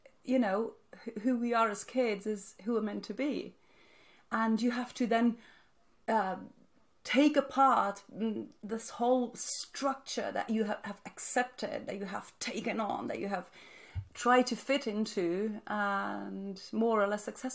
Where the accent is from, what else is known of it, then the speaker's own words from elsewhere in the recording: Naples, Campania, Italy; also born or lived in Switzerland; I grew up in Naples, in southern Italy